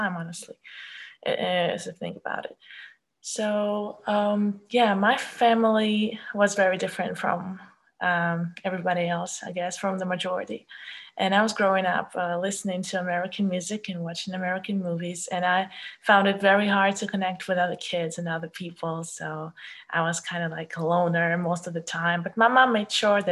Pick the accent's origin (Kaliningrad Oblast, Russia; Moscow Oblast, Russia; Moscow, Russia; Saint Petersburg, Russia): Kaliningrad Oblast, Russia; Kaliningrad; English is a second language; moved away as an adult; now in Poland; I was born in Russia, but it's not the big Russia. I was born in Kaliningrad.